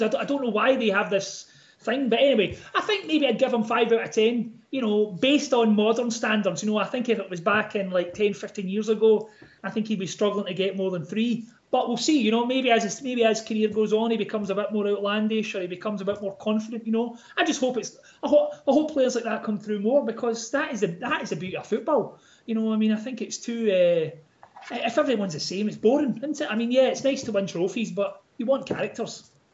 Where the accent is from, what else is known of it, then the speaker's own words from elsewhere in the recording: Glasgow, Scotland, United Kingdom; I'm from Glasgow